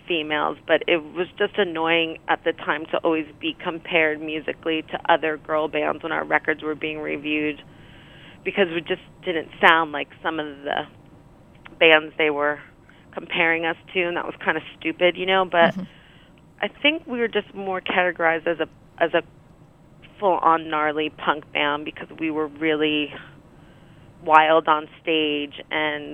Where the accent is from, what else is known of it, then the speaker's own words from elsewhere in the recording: Rutherford, New Jersey, United States; I grew up in New Jersey